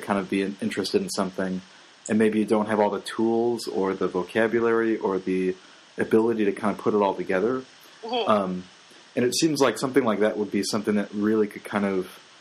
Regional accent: Midwest, United States; growing up in the Midwest

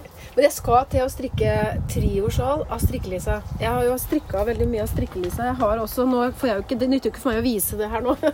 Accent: Skien, Telemark, Norway; moved away as an adult; also born or lived in Bø; now in Nordmøre, Norway; jeg er jo fra Skien. Og så studerte jeg opp i Bø, så flytta jeg til Nordmøre. Så det er jo der jeg hører hjemme nå

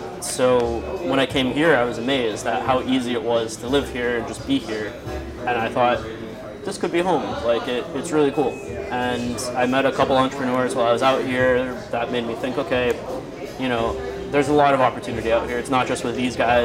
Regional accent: Miami Beach, Florida, United States; moved away as an adult; now in Philippines; I was born in Miami Beach, Florida. I basically grew up there

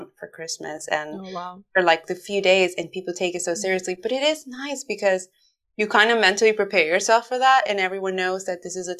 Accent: New York, United States; moved away as an adult; also born or lived in Honduras; now in Dublin, Ireland; I wasn't born in New York, but I was raised in New York. I was born in Honduras, but from my closest memories are in New York. I am a New Yorker at heart

